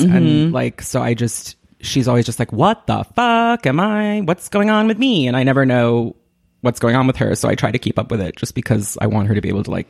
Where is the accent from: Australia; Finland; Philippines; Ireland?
Ireland; so I'm Irish, if like the name … wasn't clear.